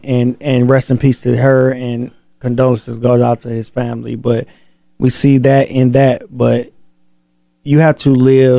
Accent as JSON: {"language": "English", "town": "Flint", "region": "Michigan", "country": "United States", "said": "I'm from Flint, you know. I'm from Michigan, so"}